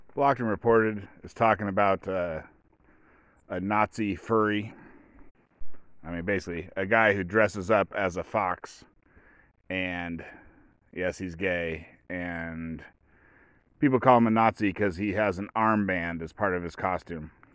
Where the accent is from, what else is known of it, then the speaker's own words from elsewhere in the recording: United States; I'm an American.